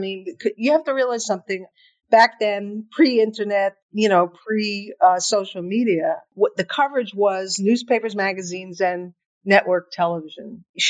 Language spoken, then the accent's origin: English; New York City, New York, United States; Chelsea and then the Village. While she was in Congress, we lived in the West Village on Bank Street.